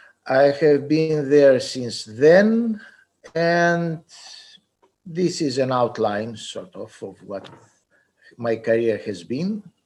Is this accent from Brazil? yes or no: no; Greece; also born or lived in United States; I grew up in Greece